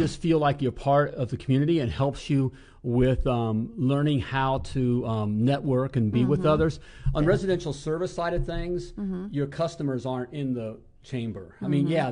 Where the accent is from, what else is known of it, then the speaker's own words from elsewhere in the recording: United States; I'm all American.